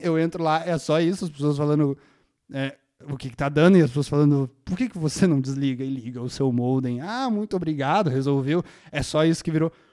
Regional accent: Brazil; Eu, como brasileiro

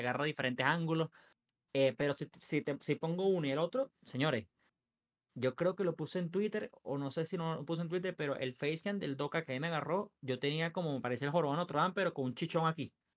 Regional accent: Venezuela; also born or lived in Los Angeles, United States; soy venezolano

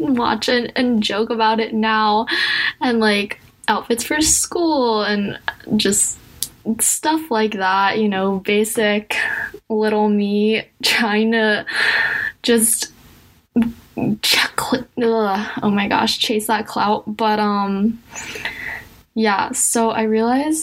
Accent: United States; I'm also Asian American. I'm adopted

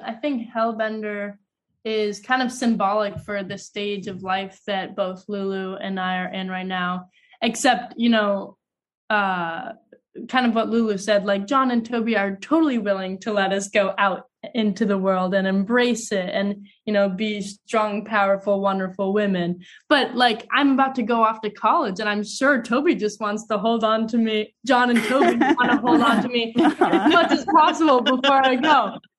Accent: New York City, New York, United States; also born or lived in Los Angeles; we grew up in New York City for a bit, and then it was Los Angeles, then it was the road trip for a year, then it was upstate New York, then it was back to Los Angeles

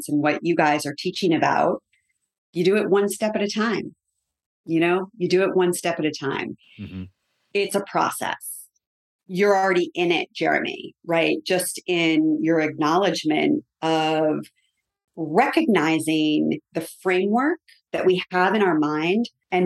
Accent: Connecticut, United States; moved away; I'm from Connecticut originally

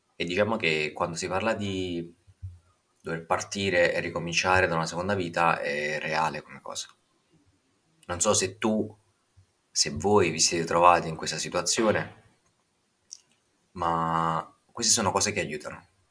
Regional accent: Naples, Campania, Italy; ho ventinove anni e provengo da Napoli

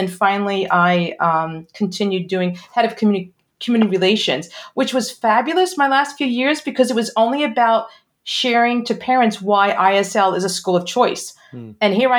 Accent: Brooklyn, New York, United States; I am from New York originally. I know you can't tell by the accent because I lost it. Originally a Brooklyn girl, and started teaching in New York public schools.

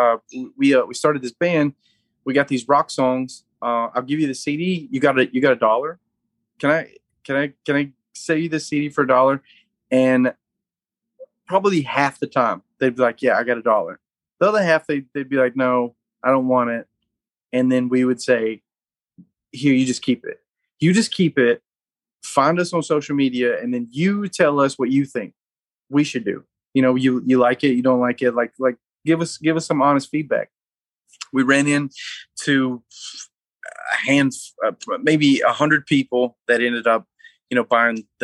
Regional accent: North Alabama, United States; We're all from North Alabama

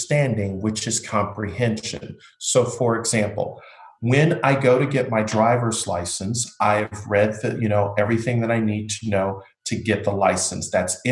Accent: Buffalo, New York, United States; now in Florida, United States; I grew up in Buffalo, New York

